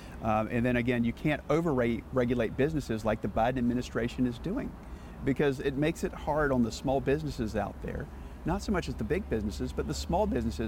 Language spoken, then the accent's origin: English; Winston-Salem, North Carolina, United States; I'm from Winston-Salem